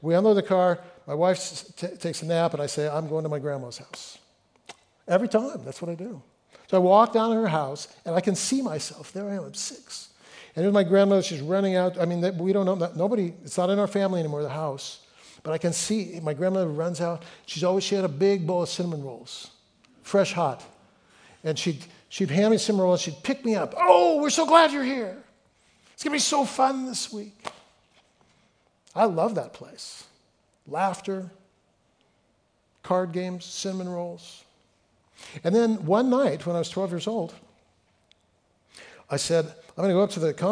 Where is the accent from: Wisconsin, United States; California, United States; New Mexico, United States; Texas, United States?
California, United States; Fresno; moved away; I grew up in Fresno